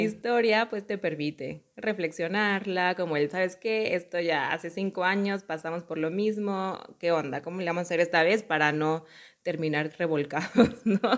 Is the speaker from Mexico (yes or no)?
yes; Mexico; yo soy de un mexicana, de una familia súper católica